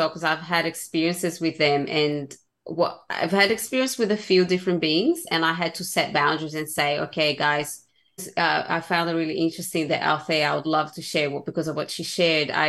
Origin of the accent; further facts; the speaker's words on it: Brazil; growing up in Brazil